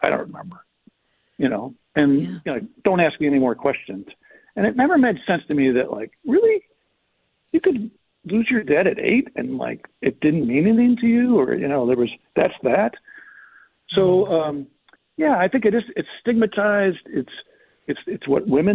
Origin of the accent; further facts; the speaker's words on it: Chicago, Illinois, United States; I grew up in Chicago